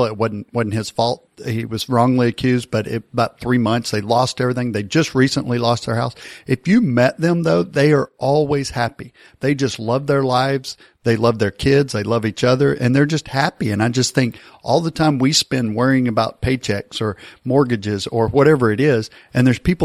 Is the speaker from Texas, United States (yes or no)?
yes; near Dallas, Texas, United States; I grew up near Dallas and I remember going to Maverick games